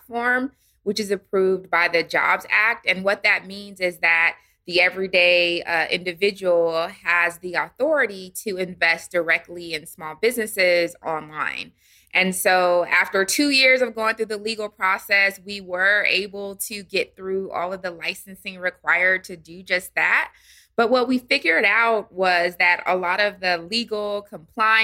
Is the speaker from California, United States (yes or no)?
yes; San Diego, California, United States; moved away as an adult; also born or lived in Washington, D.C.; now in Atlanta, United States; I'm originally from San Diego, California.